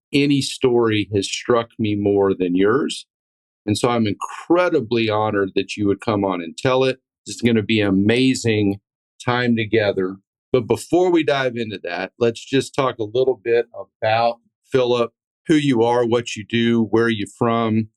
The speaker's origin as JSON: {"language": "English", "region": "Texas", "country": "United States", "said": "Texans feel the same way. We're proud of where we're from"}